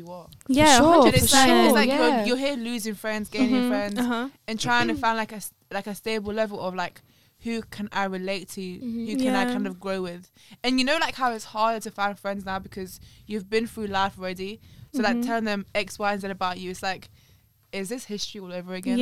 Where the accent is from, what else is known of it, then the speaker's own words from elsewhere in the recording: London, United Kingdom; also born or lived in Latvia; I moved from Latvia to London